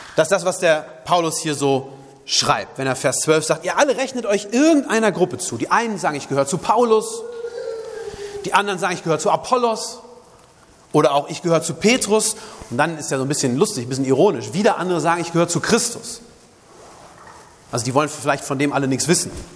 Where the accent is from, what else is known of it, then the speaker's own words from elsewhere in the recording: Germany; bei uns in Deutschland